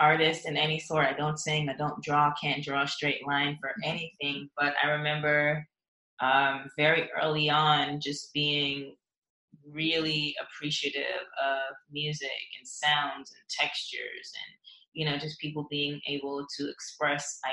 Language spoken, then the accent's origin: English; Atlanta, Georgia, United States; also born or lived in Saint Ann, Jamaica; I was born in Jamaica, the countryside in St. Anne, and I spent most of my schooling and stuff here in Atlanta